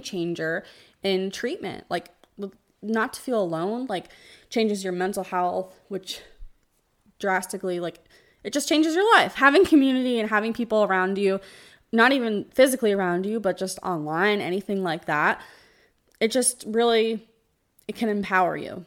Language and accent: English; New Jersey, United States; moved away as an adult; now in Tampa, United States; I live in Tampa. We, we live in the Tampa, Florida area, but I'm originally from New Jersey